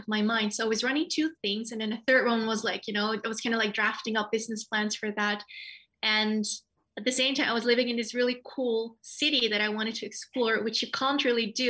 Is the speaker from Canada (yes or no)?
no; Netherlands; also born or lived in Nepal; We moved to the Netherlands when I was very young, so I pretty much grew up here